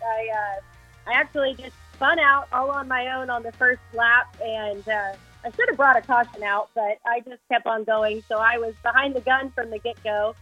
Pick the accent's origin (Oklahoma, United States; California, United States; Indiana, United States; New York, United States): Oklahoma, United States; Fort Supply; now in Goddard, United States; I was actually born and raised in Fort Supply, Oklahoma